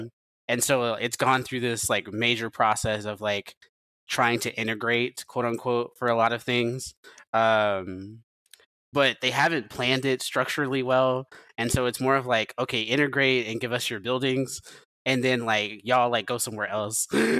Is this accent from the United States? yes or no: yes; Memphis, Tennessee, United States; also born or lived in Knoxville; growing up in Memphis